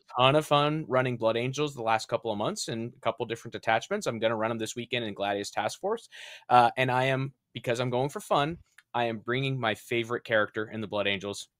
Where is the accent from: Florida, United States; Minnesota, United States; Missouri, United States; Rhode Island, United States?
Rhode Island, United States; my home state of Rhode Island